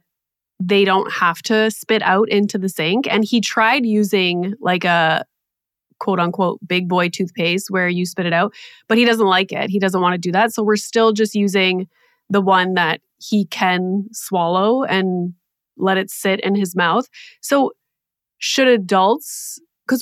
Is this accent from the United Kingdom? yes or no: no; Canada; also born or lived in Toronto area; I'm Canadian